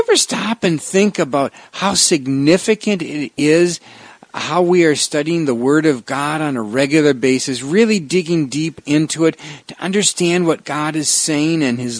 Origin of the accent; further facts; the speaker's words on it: Wisconsin, United States; "Well, I grew up in Wisconsin."